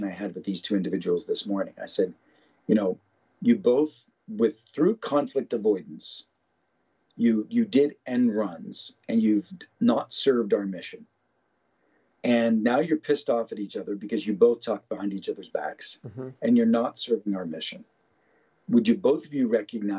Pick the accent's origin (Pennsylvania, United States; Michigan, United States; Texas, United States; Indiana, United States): Pennsylvania, United States; Pittsburgh; I grew up in Pittsburgh